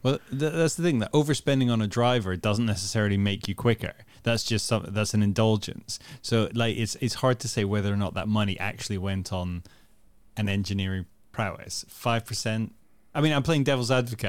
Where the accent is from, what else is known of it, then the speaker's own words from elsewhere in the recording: Netherlands; I grew up in the Netherlands and watched B B C One and Two